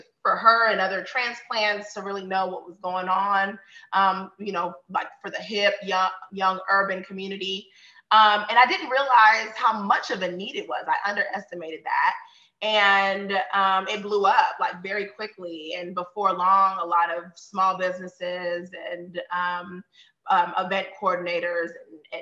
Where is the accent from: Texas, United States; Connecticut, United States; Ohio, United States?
Texas, United States; Austin; I was born and raised here in old East Austin to a single mom and two sisters.